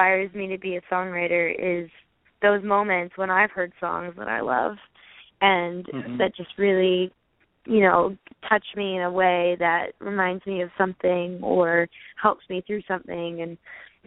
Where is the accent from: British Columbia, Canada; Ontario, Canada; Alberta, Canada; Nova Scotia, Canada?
British Columbia, Canada; Okanagan; also born or lived in Nashville; coming from the Okanagan in B.C., I mean, I'm not from Kamloops, so you know, more the Vernon Colonna side